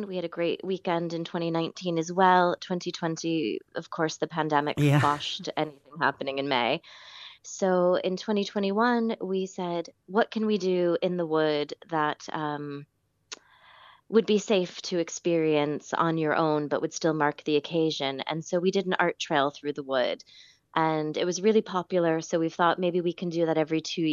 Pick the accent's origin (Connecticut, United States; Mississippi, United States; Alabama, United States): Connecticut, United States; also born or lived in New York City, United States / Midwest, United States; now in Killeagh, Ireland; I'm from Connecticut originally, with many years in New York City and a little bit in the Midwest after